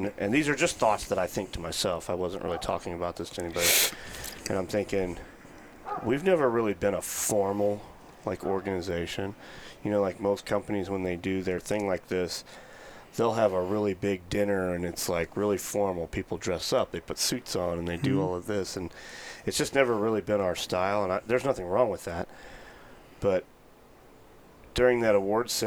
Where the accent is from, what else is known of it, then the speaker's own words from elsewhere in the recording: Edwardsville, Illinois, United States; I grew up in the St. Louis area, about an hour east on the east side in Illinois